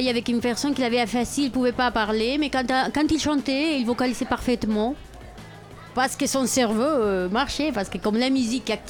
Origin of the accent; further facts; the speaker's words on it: Barcelona, Catalonia, Spain; French is a second language; moved away; je viens de Barcelone